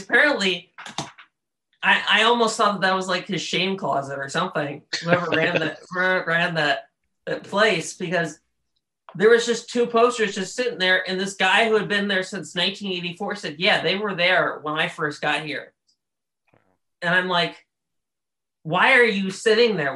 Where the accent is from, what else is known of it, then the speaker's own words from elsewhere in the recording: Baton Rouge, Louisiana, United States; now in Birmingham, United States; I'm from Baton Rouge, and Baton Rouge, we have the nation's worst school system where I'm from